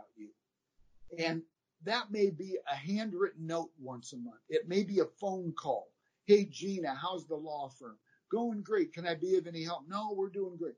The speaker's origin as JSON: {"language": "English", "region": "Midwest", "country": "United States", "said": "we're from the Midwest"}